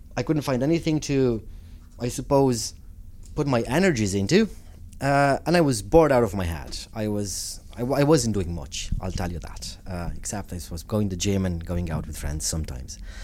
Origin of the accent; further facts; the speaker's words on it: Romania; moved away as an adult; also born or lived in United States / Italy; now in Ireland; growing up in Romania and coming from a, from a family that promoted, I suppose, uh, Romanian cultural values